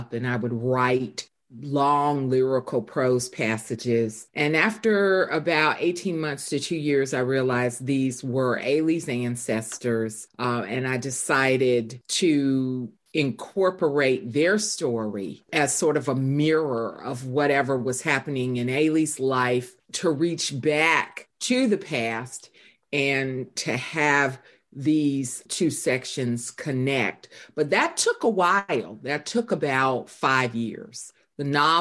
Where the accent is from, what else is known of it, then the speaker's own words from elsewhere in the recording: the South, United States; growing up in the South